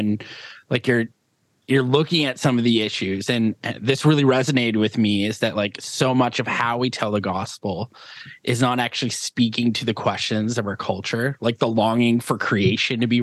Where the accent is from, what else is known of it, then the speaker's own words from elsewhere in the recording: Canada; I'm a Canadian